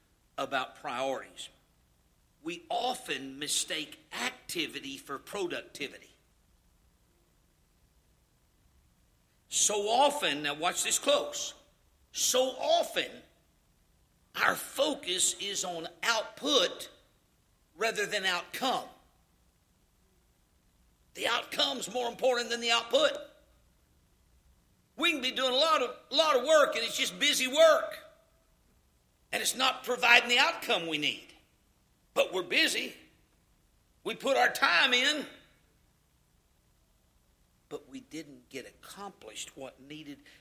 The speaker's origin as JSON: {"language": "English", "region": "Louisiana", "country": "United States", "said": "I'm from Louisiana"}